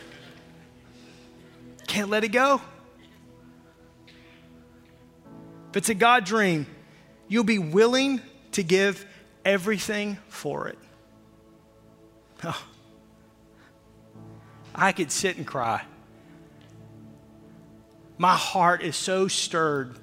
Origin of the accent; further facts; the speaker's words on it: Fort Smith, Arkansas, United States; as a young kid growing up in Fort Smith, Arkansas